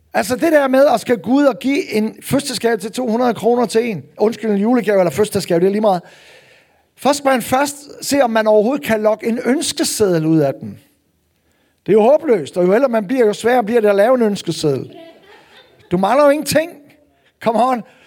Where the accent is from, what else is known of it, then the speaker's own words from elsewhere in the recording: North Jutland, North Denmark Region, Denmark; nu er jeg jo nordjyde